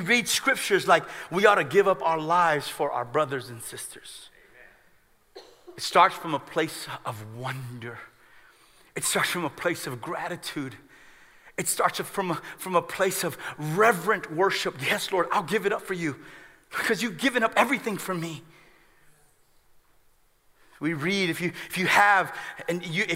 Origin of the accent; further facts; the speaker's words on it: United States; we as American Christians